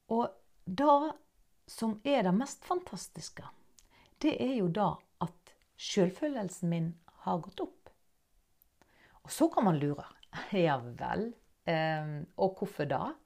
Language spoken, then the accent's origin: Norwegian; Norway; accent: Nynorsk; first language Norwegian; jeg snakker nynorsk. Jeg er norsk